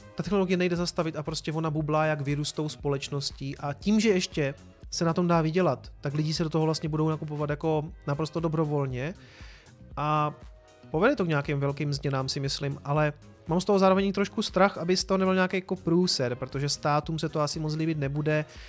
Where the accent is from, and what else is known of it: Czechia